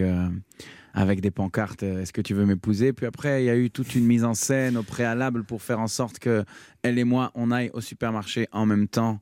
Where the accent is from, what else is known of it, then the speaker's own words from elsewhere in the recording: Tel Aviv, Tel Aviv District, Israel; j'ai grandi à Tel Aviv